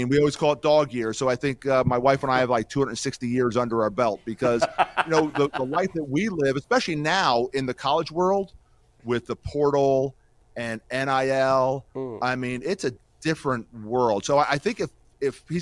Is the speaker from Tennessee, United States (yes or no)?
no; Emmaus, Pennsylvania, United States; we grew up in Emmaus, Pennsylvania